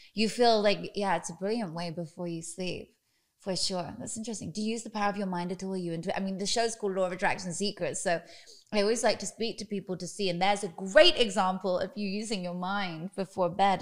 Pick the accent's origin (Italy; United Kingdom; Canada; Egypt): United Kingdom; now in United States; I've only just become American. I'm British